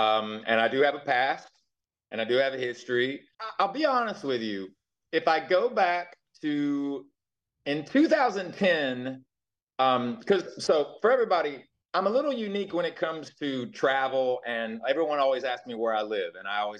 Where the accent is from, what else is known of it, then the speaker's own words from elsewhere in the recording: the South, United States; born there; Like, I was born in the South and what have you